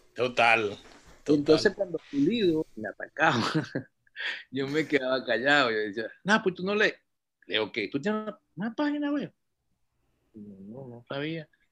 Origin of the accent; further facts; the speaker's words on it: Venezuela; yo nací, pero mi, mi, en el año 57, y yo vivía en una urbanización Francisco de Miranda